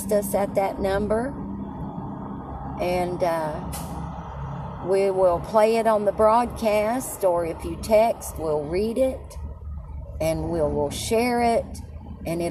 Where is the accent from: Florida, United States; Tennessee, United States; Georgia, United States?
Tennessee, United States; Tazewell; moved away; also born or lived in Knoxville, Tennessee / Alabama / Texas; I was born in Knoxville and raised in a little town about 17 miles from Middlesboro, Kentucky, called Tazewell.